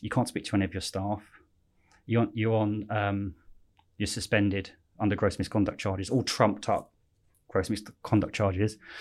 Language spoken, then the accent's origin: English; Slough, South East England, United Kingdom; also born or lived in West London; I was born in Slough, but I say West London